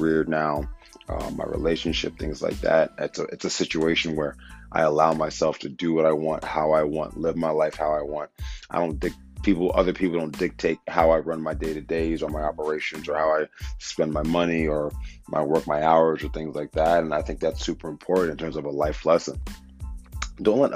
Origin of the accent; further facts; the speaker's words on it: Wilmington, Delaware, United States; born and raised in Wilmington, Delaware